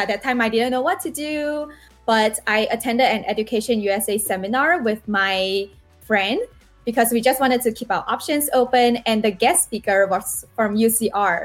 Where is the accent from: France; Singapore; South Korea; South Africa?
Singapore; moved away as an adult; now in United States; in Singapore